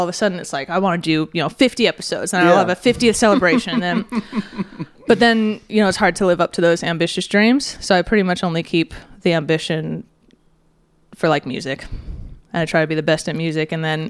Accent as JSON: {"language": "English", "town": "Pasadena", "region": "California", "country": "United States"}